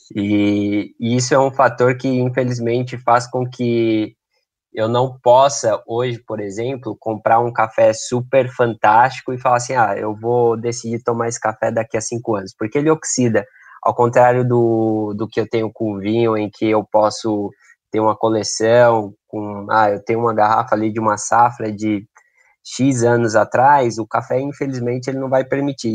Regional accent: Brazil; nós brasileiros consumimos o café

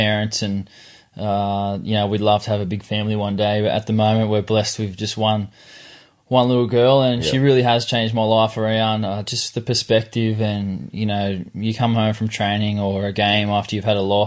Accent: Yarrawarra, the Shire, New South Wales, Australia; also born or lived in Caringbah; I grew up in Yarrawarra. I was born in Sutherland Hospital at Caringbah

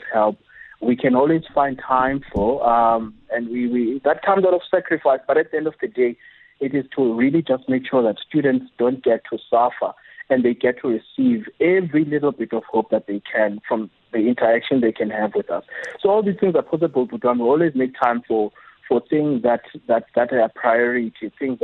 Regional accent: Zwelitsha, Eastern Cape, South Africa; moved away as an adult; now in Cape Town, South Africa; I grew up in Zwelitsha, in the destitute of Zwelitsha, and my grandmother decided to take me in her house

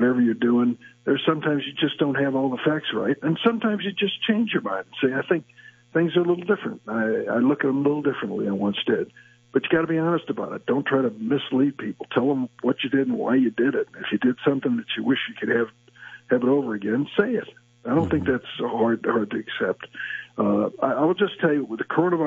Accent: Illinois, United States; I'm born and raised in Illinois

